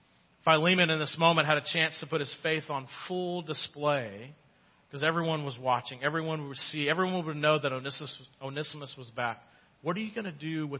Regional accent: United States; as an American

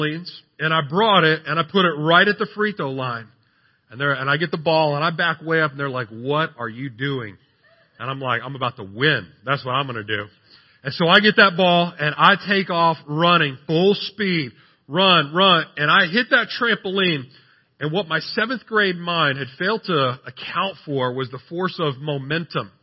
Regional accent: San Antonio, Texas, United States; I'm from San Antonio

